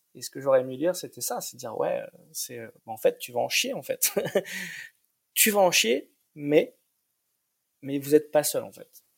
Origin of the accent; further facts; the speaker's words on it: France; now in Berlin, Germany; je me sens berlinois, je me sens vivre à Berlin, même si sur les papiers on est on est on est on est français